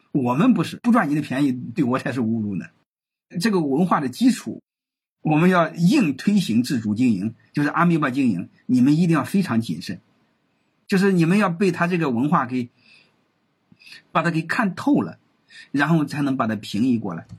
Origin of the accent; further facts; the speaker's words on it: China; 根据我们中国人的这种人性